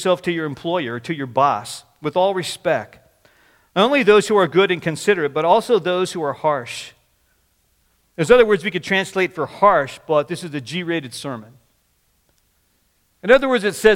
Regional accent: Washington, United States; also born or lived in Oregon / Seattle / Kirkland; growing up in Washington. I went to school in Oregon, moved back to Seattle.

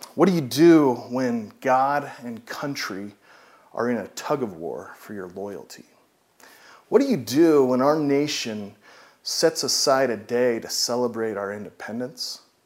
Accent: United States; We're citizens of the United States

